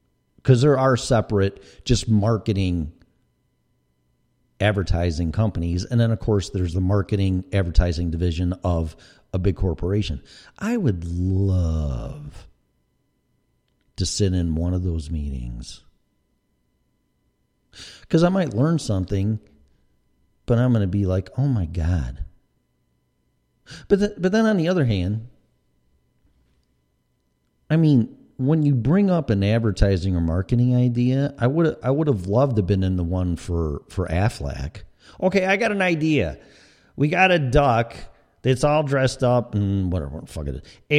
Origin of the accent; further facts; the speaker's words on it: Chicago, Illinois, United States; accent: Chicago; I mean, I know I have my accents. I have my Chicago accent, maybe a little Colorado, and maybe a little Florida in there.